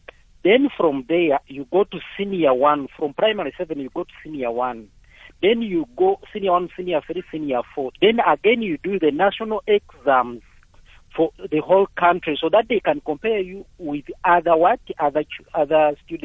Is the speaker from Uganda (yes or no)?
yes; Uganda; now in Mpumalanga, South Africa; I wanted to talk on my background, all the way we started in my country, in Uganda.